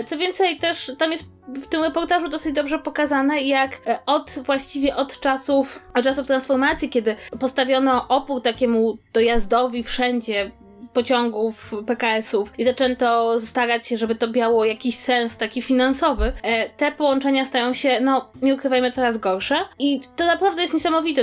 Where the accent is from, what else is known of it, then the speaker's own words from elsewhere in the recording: Warsaw, Masovian Voivodeship, Poland; jestem z Warszawy i tu mam rodzinę